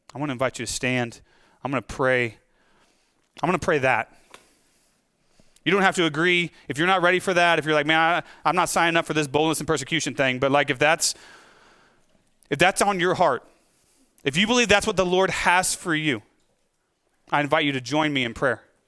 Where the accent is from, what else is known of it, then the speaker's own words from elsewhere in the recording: United States; as American Christians